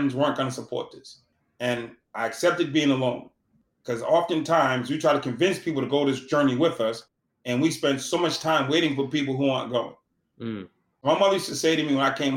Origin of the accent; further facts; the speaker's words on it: Boston, Massachusetts, United States; I'm from Boston